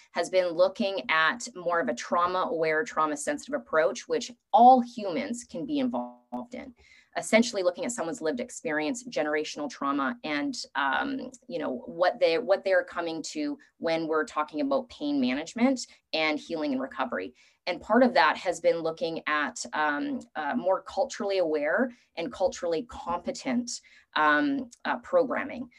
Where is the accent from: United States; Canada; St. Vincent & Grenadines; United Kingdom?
Canada; also born or lived in Vancouver; As a Canadian